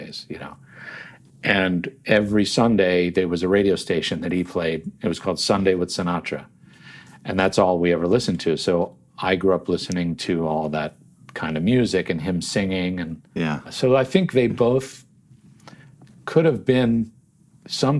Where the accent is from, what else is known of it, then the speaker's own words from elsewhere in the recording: Yardley, Pennsylvania, United States; also born or lived in Trenton, New Jersey; we eventually moved, after I was four, to a town called Yardley, Pennsylvania, which is right there along the Delaware River. And so I grew up near Washington's Crossing and New Hope